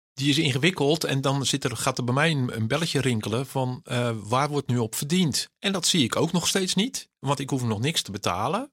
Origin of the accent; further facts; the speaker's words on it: Netherlands; Ik ben Nederlander